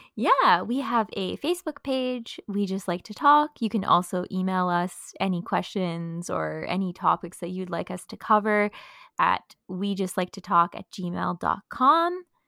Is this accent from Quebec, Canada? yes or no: no; Thunder Bay, Ontario, Canada; moved away as an adult; now in Montreal, Canada; I'm also from Thunder Bay